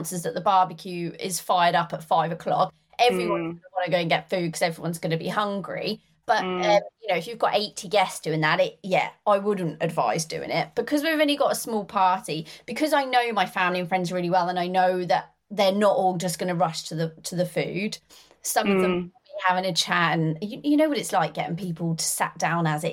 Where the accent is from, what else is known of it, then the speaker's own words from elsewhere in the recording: Norwich, East of England, United Kingdom; now in Northamptonshire, United Kingdom; I'm from Norfolk, in Norwich.